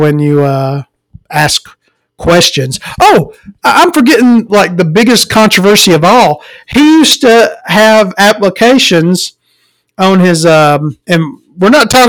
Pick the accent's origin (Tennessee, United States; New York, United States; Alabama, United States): Alabama, United States; Florence; I'm from the Florence area